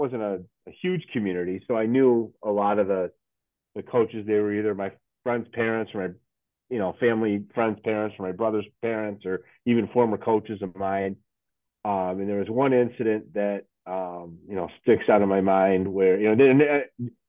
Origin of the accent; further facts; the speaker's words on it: Lake Zurich, Illinois, United States; also born or lived in Chicago; I grew up in Lake Zurich, which is a northwest suburb of Chicago. So I actually was born in the city, and then my family moved out to the suburbs when I was, very, very young